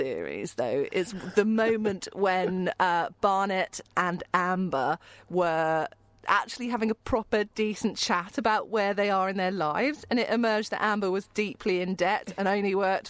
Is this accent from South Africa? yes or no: no; United Kingdom; as a British person